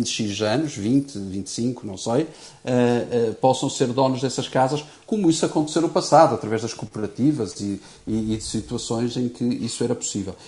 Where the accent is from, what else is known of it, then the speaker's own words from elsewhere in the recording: Portugal; enquanto português